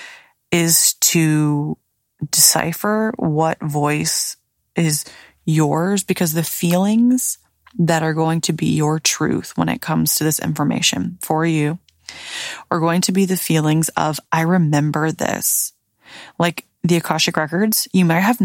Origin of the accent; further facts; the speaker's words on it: the South, United States; now in Florida, United States; Growing up in the South